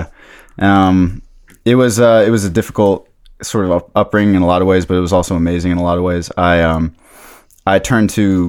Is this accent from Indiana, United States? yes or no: no; Takoma Park, Maryland, United States; I'm from Tacoma Park, Maryland.